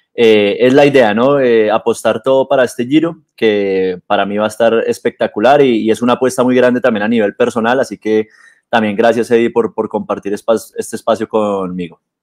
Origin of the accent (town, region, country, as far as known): Colombia